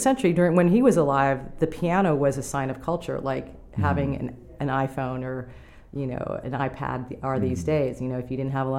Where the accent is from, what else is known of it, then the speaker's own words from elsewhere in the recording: New York City, New York, United States; moved away; I'm from New York City, I lived in an apartment building